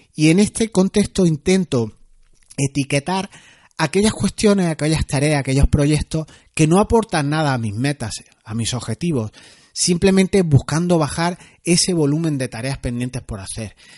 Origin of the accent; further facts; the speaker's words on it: Granada, Andalusia, Spain; soy andaluz, granaíno, como decimos aquí